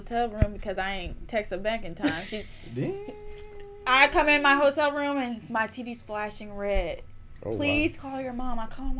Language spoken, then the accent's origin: English; United States; Because I'm from America.